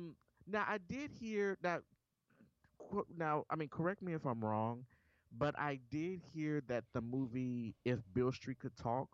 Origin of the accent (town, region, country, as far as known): Memphis, Tennessee, United States; born or raised there